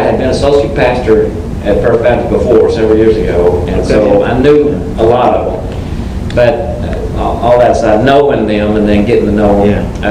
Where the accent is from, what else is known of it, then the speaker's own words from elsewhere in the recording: Mexico; moved away; I'm Hispanic, right? I grew up in Mexico, spent most of my life there.